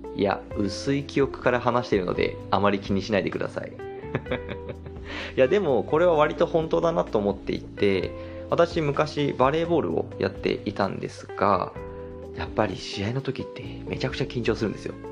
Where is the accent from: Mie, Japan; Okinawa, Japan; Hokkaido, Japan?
Hokkaido, Japan; moved away as an adult; now in Kanto, Japan; 私北海道出身で長いこと北海道で過ごしていたので、関東に引っ越してから